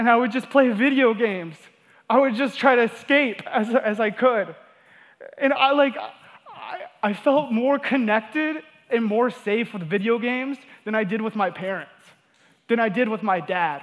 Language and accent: English; Georgia, United States; also born or lived in Wyoming; we moved from Wyoming down to Georgia, and my parents, you know, they got divorced, and I kind of grew up in a home without a father's presence.